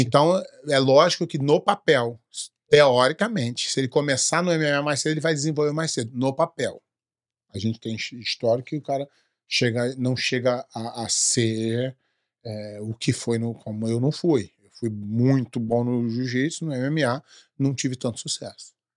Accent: Brazil; sou brasileiro

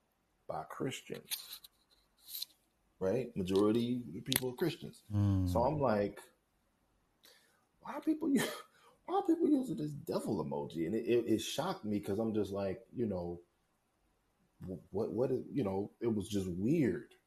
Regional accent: St. Louis, Missouri, United States; I'm from St. Louis, Missouri

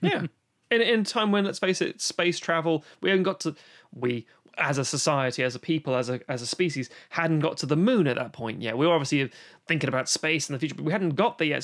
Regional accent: London, United Kingdom; growing up in London

